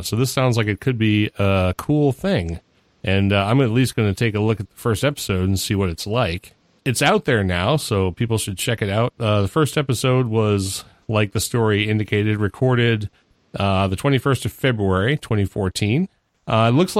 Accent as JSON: {"language": "English", "region": "New England", "country": "United States", "tie": "born or raised there", "moved": "yes", "lives_now": "US South", "said": "I was born and raised in New England. I moved down here 14 years ago, and it rubbed off pretty quick, apparently."}